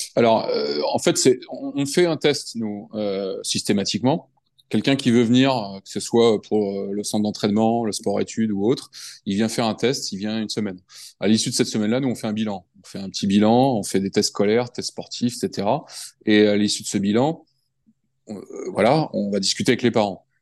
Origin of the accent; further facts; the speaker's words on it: France; also born or lived in United States; je suis français